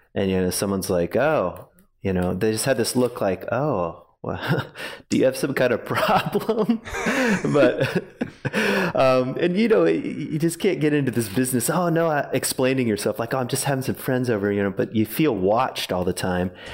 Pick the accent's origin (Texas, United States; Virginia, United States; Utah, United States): Virginia, United States; also born or lived in Grand Rapids, Michigan; now in Ada, United States; I grew up in Virginia